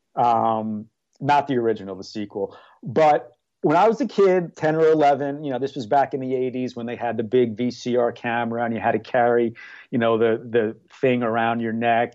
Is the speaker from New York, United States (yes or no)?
yes; New York, United States; moved away as an adult; now in Mayfield Heights, United States; I'm from New York originally, but I moved here in two thousand five